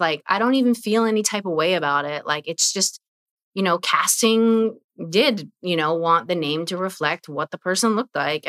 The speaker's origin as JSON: {"language": "English", "town": "Vancouver", "region": "British Columbia", "country": "Canada", "said": "Saying, hey … You know, I'm from Vancouver."}